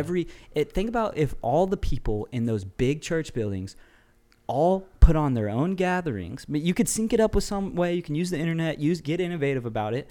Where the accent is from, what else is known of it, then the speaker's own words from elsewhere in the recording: United States; I'm an American